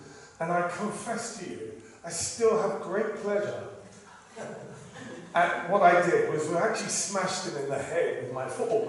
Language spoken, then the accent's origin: English; London, United Kingdom; now in Israel; I grew up in a semi-Orthodox Jewish family in the east side of London, in the East End